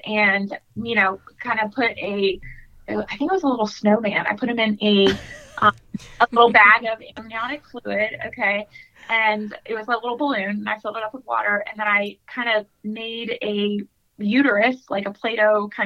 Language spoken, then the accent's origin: English; Raleigh, North Carolina, United States; I am from Raleigh, North Carolina